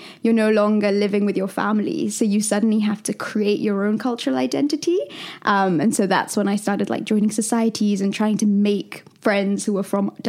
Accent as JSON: {"language": "English", "region": "London", "country": "United Kingdom", "tie": "born or raised there", "also_born_or_lived": "Dubai / Philippines / India", "said": "I am from London and also from India."}